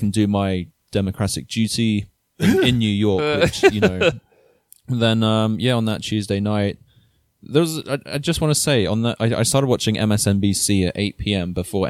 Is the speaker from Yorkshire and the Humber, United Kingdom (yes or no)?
yes; Yorkshire and the Humber, United Kingdom; also born or lived in London; now in United States; So I lived in London for a bit, but I went to school up in Yorkshire.